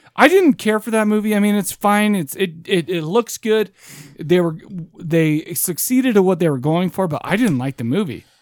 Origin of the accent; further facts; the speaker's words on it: United States; I'm American as shit.